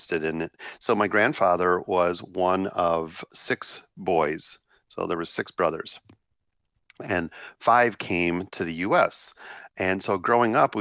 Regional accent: Chicago, Illinois, United States; I grew up in Chicago in a neighborhood with Slovak and Slovak American culture

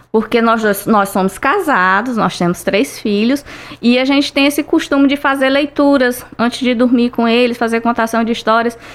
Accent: Tauá, Ceará, Brazil; also born or lived in Tianguá; Eu sou de Tianguá, mas eu vi muito minha infância, foi quase toda no sertão dos Inhamuns, em Tauá, então eu vi muito essa parte da seca

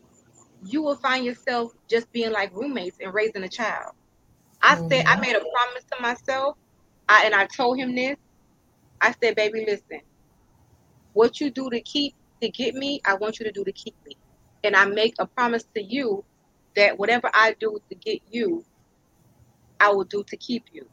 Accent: United States; I'm American

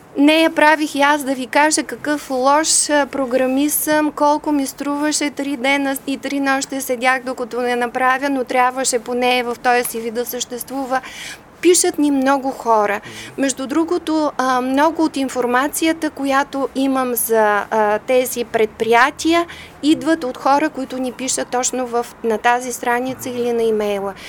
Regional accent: Devnya, Varna Province, Bulgaria; moved away as an adult; also born or lived in Germany / Sofia; аз съм родена в Девня.

